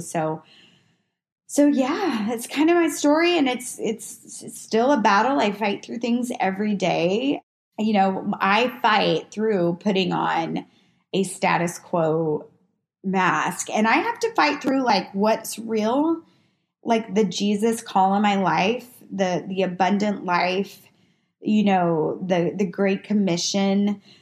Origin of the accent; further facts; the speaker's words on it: Waco, Texas, United States; also born or lived in New Mexico; I moved here from New Mexico's my dad got a job opportunity, moved here from New Mexico where we really didn't have a lot of money not a lot of opportunity. And my dad kind of saw ahead and we moved here to Waco, Texas.